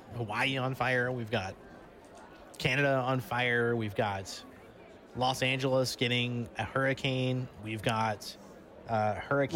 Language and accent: English; Alabama, United States; I'm from Alabama